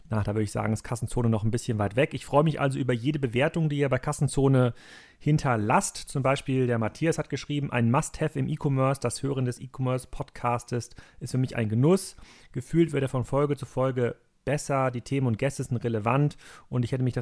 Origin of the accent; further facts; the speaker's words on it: Northern Germany, Germany; als Norddeutscher äh, jetzt mit Hamburger und Berliner Businessbezug hat man jetzt in das Vorarlberger Land jetzt gar nicht so viele Netzwerke normalerweise.